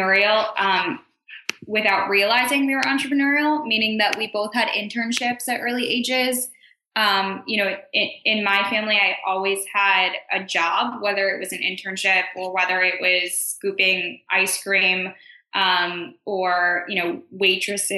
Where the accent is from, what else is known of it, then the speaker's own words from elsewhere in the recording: Chicago, Illinois, United States; now in New York City, United States; so I grew up in Chicago